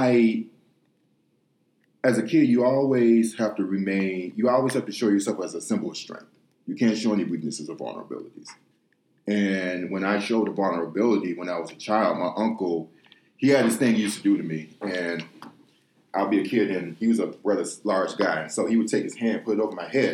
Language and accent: English; Detroit, Michigan, United States; moved away as an adult; also born or lived in Ukraine / Russia; I grew up in inner city Detroit, west side of Detroit, Michigan.